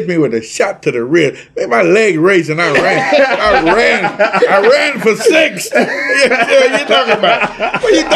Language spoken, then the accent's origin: English; Washington, United States; I'm from Washington State